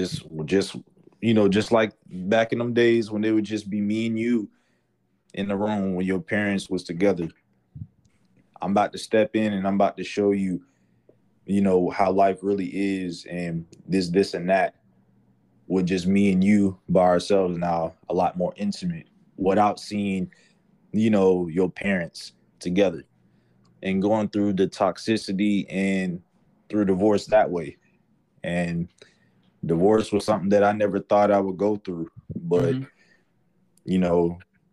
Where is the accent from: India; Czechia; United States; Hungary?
United States; Atlanta, Georgia; I'm from Atlanta.